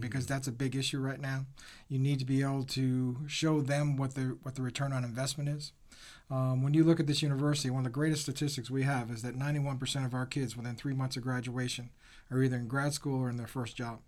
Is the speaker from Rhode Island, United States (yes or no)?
yes; Rhode Island, United States; I grew up in Rhode Island